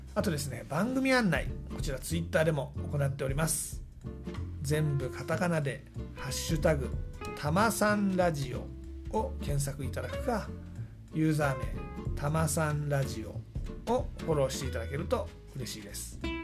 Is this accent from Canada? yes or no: no; Kanagawa, Japan; moved away as an adult; also born or lived in Tokyo; now in Yatsugatake, Japan; 神奈川出身なんで